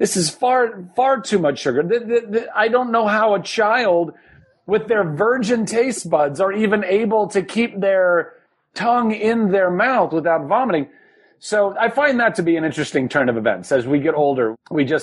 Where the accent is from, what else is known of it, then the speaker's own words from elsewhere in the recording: Ventura, California, United States; where I grew up in Ventura, California